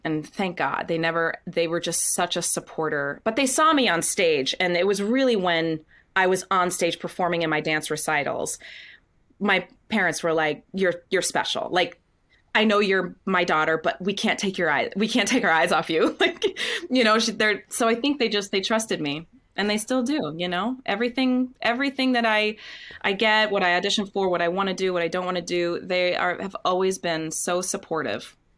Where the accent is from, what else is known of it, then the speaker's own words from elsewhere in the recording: Windham, Maine, United States; also born or lived in Scarborough, Maine; I grew up, yep, I grew up in Wyndham, Maine. Um, I, well, I moved to Maine, uh, when I was six. We first moved to Scarborough, and then when I was eleven, we moved to Wyndham.